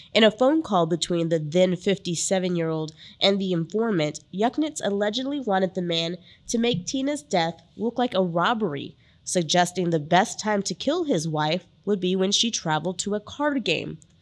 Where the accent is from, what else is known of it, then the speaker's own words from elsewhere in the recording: San Antonio, Texas, United States; I grew up in the San Antonio area